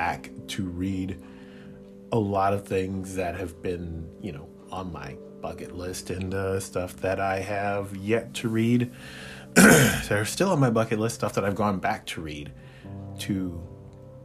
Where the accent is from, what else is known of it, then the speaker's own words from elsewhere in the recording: Chicago, Illinois, United States; growing up in Chicago in our little apartment